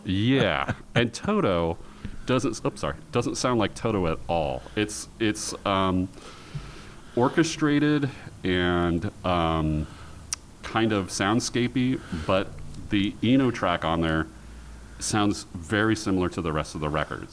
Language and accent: English; Portland, Oregon, United States; I grew up in Portland